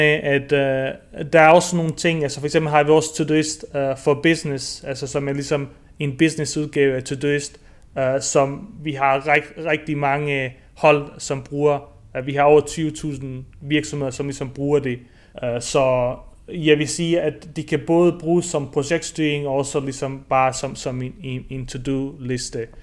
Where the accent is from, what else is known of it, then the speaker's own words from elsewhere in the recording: near Hobro, North Denmark Region, Denmark; moved away as an adult; also born or lived in Bosnia / Aarhus, Denmark; now in Barcelona, Spain; jeg har faktisk opvokset i Marier, uh, øh, tæt på Hobro